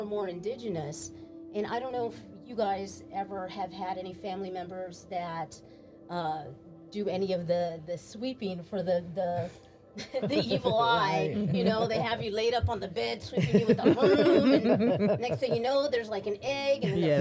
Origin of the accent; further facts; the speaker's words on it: Austin, Texas, United States; we're from the East Side